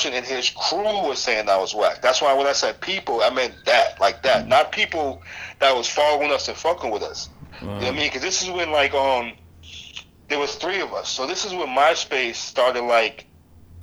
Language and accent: English; Boston, Massachusetts, United States; moved away; I'm originally from Boston